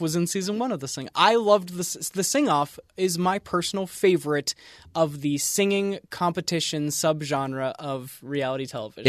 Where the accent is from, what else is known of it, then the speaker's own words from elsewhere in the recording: East Coast, United States; I grew up on the East Coast